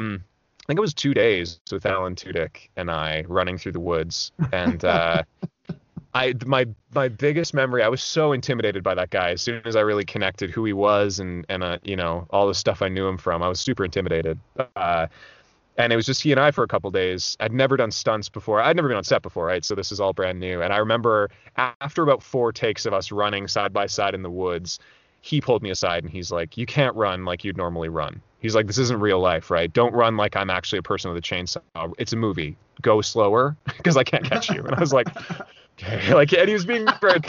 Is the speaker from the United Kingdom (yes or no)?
no; Alberta, Canada; moved away as an adult; also born or lived in Vancouver; I'm from Alberta originally, up in Canada